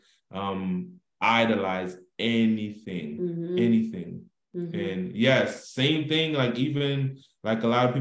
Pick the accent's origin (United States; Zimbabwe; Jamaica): Jamaica; I love being Jamaican